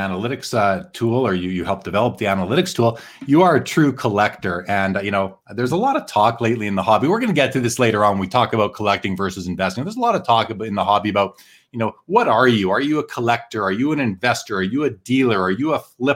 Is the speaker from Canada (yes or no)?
yes; Winnipeg, Manitoba, Canada; I grew up in Winnipeg, which is north of North Dakota